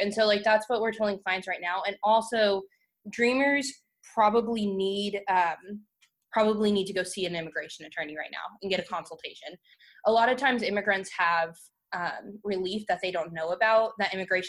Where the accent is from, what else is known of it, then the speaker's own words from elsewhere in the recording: Texas, United States; moved away; I'm actually from Texas originally.